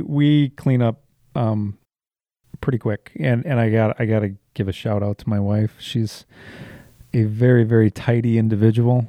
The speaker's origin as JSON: {"language": "English", "region": "Wisconsin", "country": "United States", "also_born_or_lived": "Illinois", "said": "I'm from Wisconsin."}